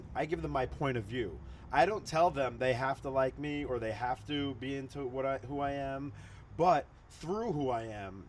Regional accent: Long Island, New York, United States; also born or lived in Queens, New York; I was born in Queens and then raised in Long Island.

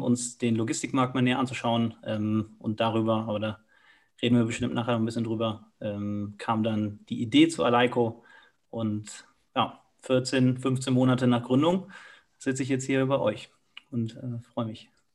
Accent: Cologne, North Rhine-Westphalia, Germany; moved away as an adult; now in Munich, Germany; bin selber gebürtiger Kölner

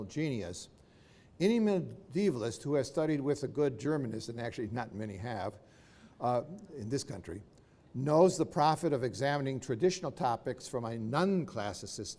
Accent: United States; do not take my exceptional status to mean I am not American

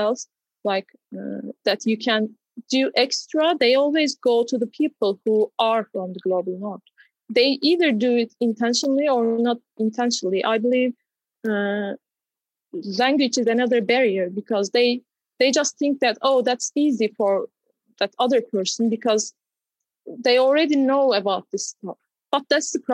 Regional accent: Turkey; growing up in Turkey

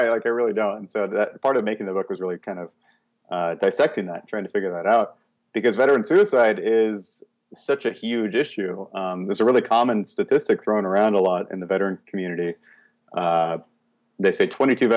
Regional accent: Corvallis, Oregon, United States; also born or lived in Portland, Oregon; I was born in Corvallis, Oregon.

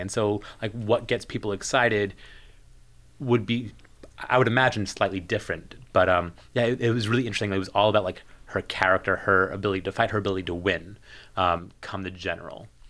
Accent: New Jersey, United States; moved away as an adult; also born or lived in Pittsburgh; I'm from New Jersey originally, um, then went to s, undergrad in Pittsburgh

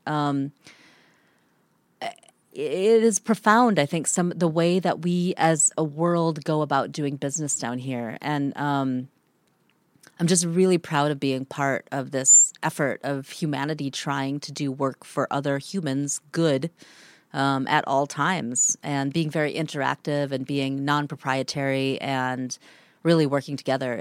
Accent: Minnesota, United States; moved away as an adult; also born or lived in Antarctica; growing up in Minnesota

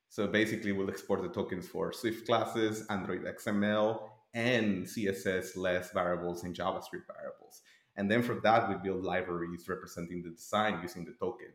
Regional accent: Tijuana, Baja California, Mexico; moved away; I'm originally from Tijuana, Mexico.

